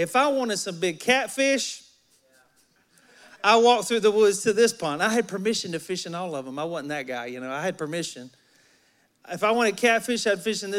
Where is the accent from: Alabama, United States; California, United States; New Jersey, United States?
Alabama, United States; moved away; I'm from Alabama, and I'm a country boy at heart